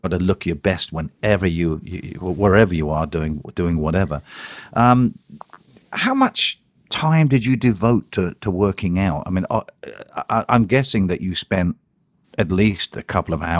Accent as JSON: {"language": "English", "country": "United Kingdom", "moved": "as an adult", "lives_now": "United States", "said": "I'm British"}